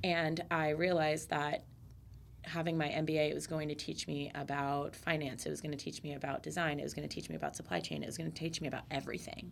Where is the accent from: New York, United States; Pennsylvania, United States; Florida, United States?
Florida, United States; Central; growing up in Central Florida